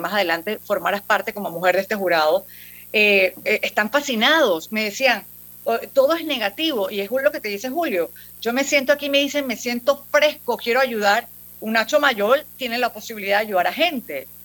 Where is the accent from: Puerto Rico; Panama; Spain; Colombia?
Panama; como panameños